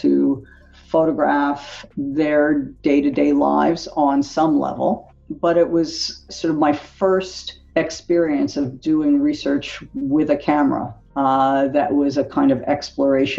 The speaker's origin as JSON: {"language": "English", "town": "Philadelphia", "region": "Pennsylvania", "country": "United States", "tie": "born or raised there", "said": "I grew up in Philadelphia"}